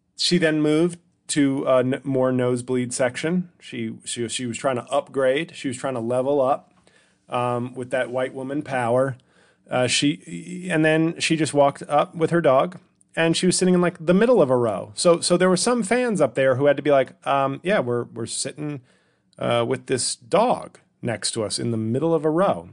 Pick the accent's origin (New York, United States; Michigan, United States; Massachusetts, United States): New York, United States; New York City; I was born in Washington Heights at Columbia Presbyterian.